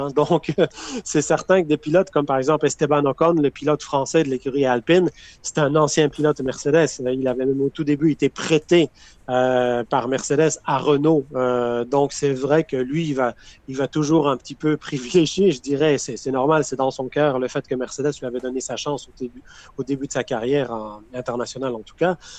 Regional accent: Quebec, Canada; je suis québécois

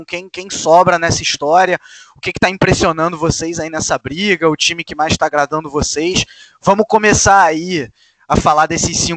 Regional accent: Rio de Janeiro, Brazil; cresci no Maracanã

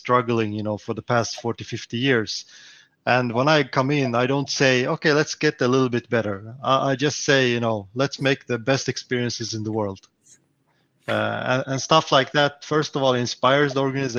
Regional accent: Stockholm, Stockholm County, Sweden; I'm from Stockholm in Sweden

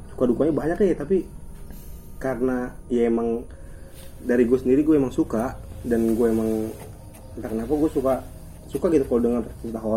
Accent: Depok, West Java, Indonesia; kita kita sebagai orang Depok ya selalu ngad, ngadepinnya kayak main satu babi ngepet

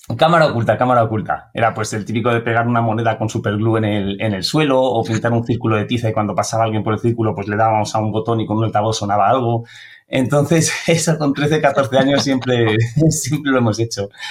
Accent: a town next to Aranjuez, near Valdemoro, Community of Madrid, Spain; pueblo que está al lado de, de Aranjuez, eh, más cerquita de Valdemoro.

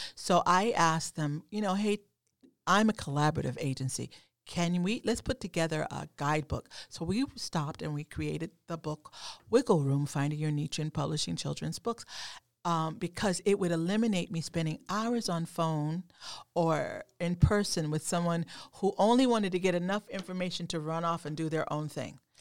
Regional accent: Oklahoma, United States; moved away; also born or lived in New England; growing up in Oklahoma, um, not far from Texas

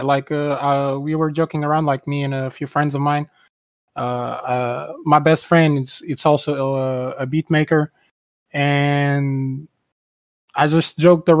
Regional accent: Portugal; I'm from Portugal.

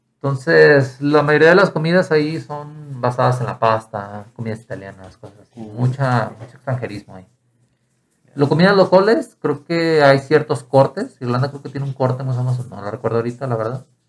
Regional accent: Mexico; also born or lived in Ireland; Si yo iba como mexicano

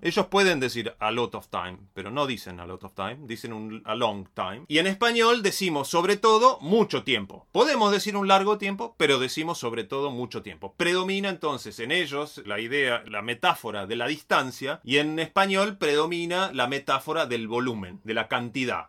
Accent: Bariloche, Río Negro, Argentina; soy de Bariloche

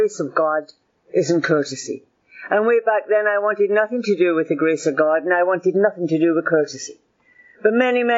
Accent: Glasgow, Scotland, United Kingdom; moved away; also born or lived in Miami; I was born in Glasgow. My family came from Shettleston, Tollcross, Shettleston, that area there

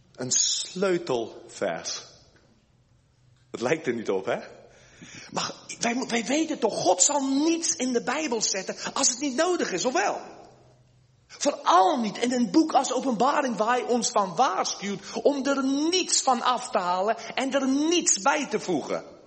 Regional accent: South Africa; moved away as an adult; now in Netherlands; ik ben geboren in Zuid-Afrika van Nederlandse ouders. Ik ben nu inmiddels al sinds 1988 ben ik met de koffer in mijn hand naar Nederland gekomen

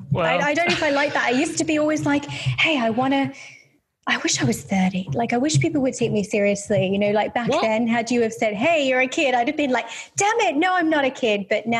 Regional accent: Birmingham, West Midlands, United Kingdom; accent: Birmingham; thinking back then, I had more of a Birmingham accent. So you've got to think of like Peaky Blinders, right? Because that's where I'm from.

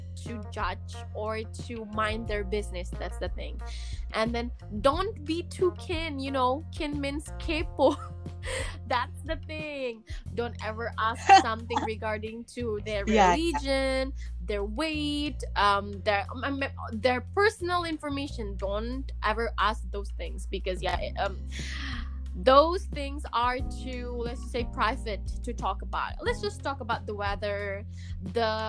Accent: Indonesia; English is a second language; I'm from Indonesia

